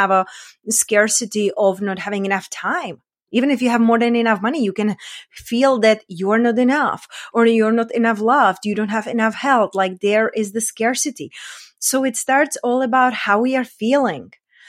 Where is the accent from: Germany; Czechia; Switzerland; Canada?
Czechia